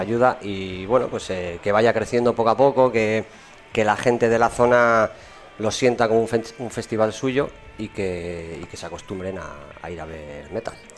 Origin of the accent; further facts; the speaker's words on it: Matiena, Basque Country, Spain; moved away; yo además soy de aquí de Matiena, de toda la vida, aunque ahora vivo fuera, pero bueno, pues me crié aquí